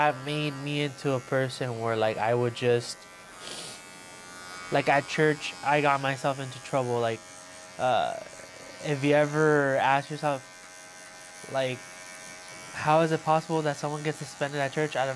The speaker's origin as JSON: {"language": "English", "town": "Los Angeles", "region": "California", "country": "United States", "tie": "born or raised there", "said": "growing up as a Christian, and then like growing up in East"}